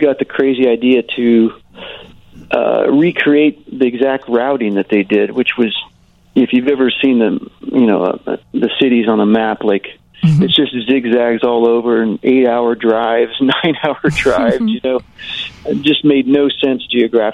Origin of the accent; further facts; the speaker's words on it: Kansas, United States; I grew up in Kansas